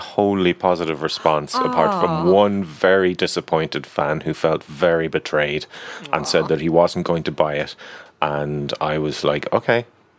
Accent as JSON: {"language": "English", "country": "Ireland", "said": "as an Irish person"}